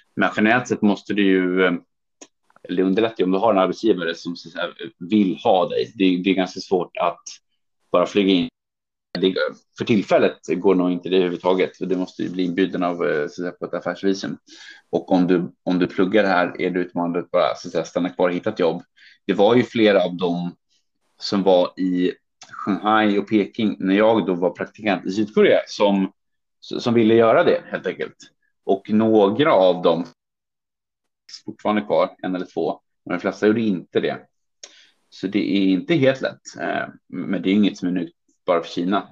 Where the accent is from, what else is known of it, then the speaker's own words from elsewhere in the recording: Sweden; moved away as an adult; also born or lived in Hong Kong; now in Beijing, China; för mig som svensk